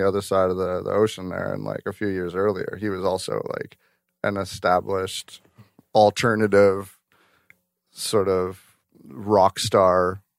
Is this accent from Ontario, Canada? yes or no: no; White Rock, British Columbia, Canada; I grew up in White Rock. So I was at the Earl's in White Rock.